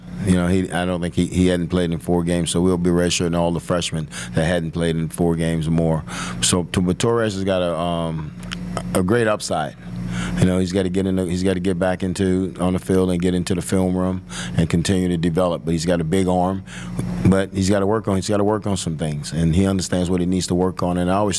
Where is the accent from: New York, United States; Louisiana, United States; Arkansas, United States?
Louisiana, United States; Marrero; you know, what we grew up at in Marrero, right outside of New Orleans